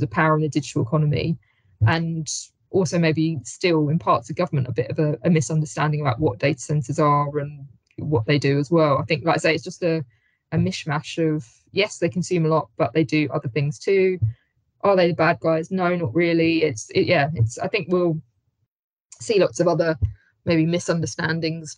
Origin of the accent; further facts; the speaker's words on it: Hayes, London, United Kingdom; my hometown of Hayes, West London